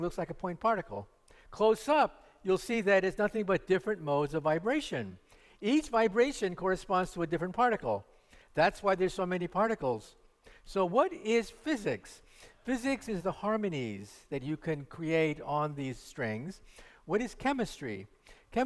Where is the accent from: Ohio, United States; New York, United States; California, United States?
California, United States; Palo Alto; also born or lived in San Jose, California; I'm a local boy. I was born in San Jose and grew up in Palo Alto